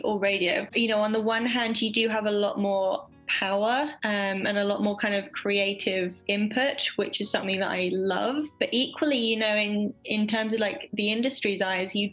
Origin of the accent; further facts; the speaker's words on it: East Sussex, South East England, United Kingdom; now in London, United Kingdom; I am originally from a very small town in East Sussex, England, which is one of the counties right by the coast. So I was very lucky. I grew up right by the sea